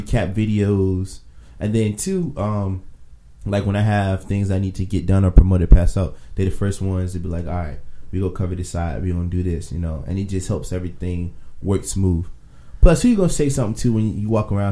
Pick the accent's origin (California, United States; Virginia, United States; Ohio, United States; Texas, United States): Virginia, United States; I'm from Virginia